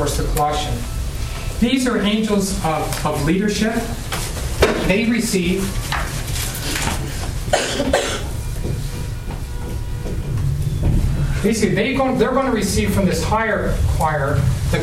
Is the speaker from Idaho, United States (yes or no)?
yes; Idaho, United States; moved away; also born or lived in Portugal; When I was in Idaho, my home state